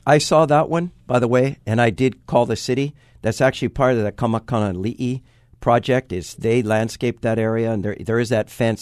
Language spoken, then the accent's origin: English; Waipahu, Hawaii, United States; when I was born in Waipahu, four hundred fifty thousand people lived on this island